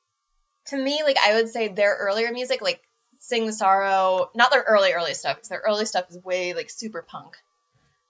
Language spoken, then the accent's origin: English; hometown of All Time Low, Maryland, United States; they're my hometown band